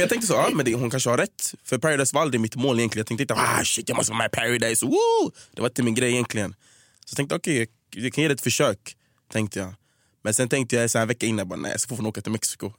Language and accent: Swedish; Gothenburg, Västra Götaland, Sweden; moved away as an adult; also born or lived in United States / Stockholm; Jag är från Göteborg, jag växte upp i Hisingen, så flyttade jag till Angered